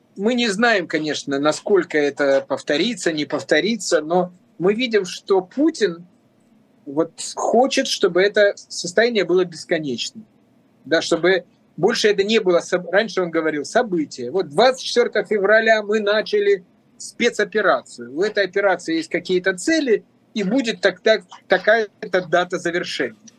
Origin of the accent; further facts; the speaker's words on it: Russia; moved away as an adult; also born or lived in Moscow, Russia; now in Montenegro; работал с такой же интенсивностью у себя на родине